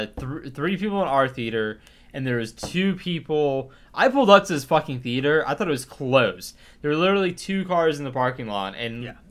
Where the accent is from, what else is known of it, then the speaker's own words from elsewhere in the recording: Dallas, Texas, United States; also born or lived in South Carolina; Born and raised in Dallas. I wasn't even born or raised. I guess I was raised in Dallas